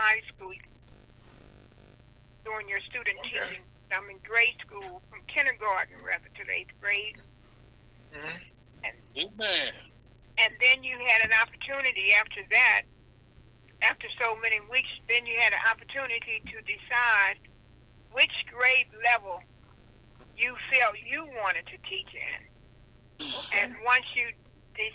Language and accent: English; St. Louis, Missouri, United States; moved away as an adult; also born or lived in Baton Rouge, Louisiana / Atlanta / Birmingham / New York; I was born and raised in St. Louis.